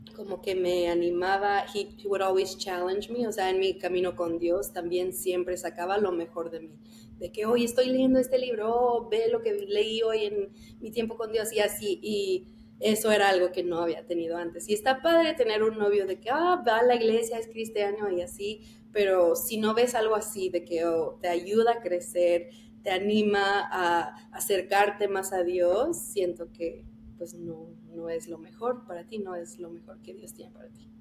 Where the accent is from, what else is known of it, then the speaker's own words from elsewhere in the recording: El Paso, Texas, United States; moved away; yo soy del Paso, entonces ahí estaba mi iglesia y desde chiquita